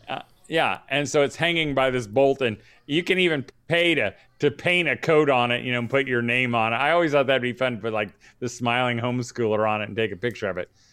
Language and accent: English; Danville, Indiana, United States; my hometown of Danville, Indiana